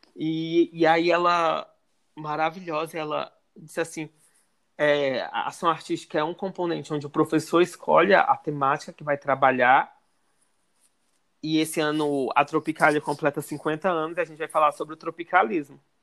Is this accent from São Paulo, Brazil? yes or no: no; Ceará, Brazil; eu sou cearense